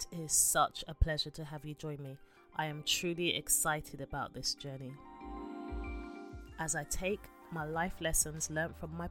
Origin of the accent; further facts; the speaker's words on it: London, United Kingdom; born and raised in London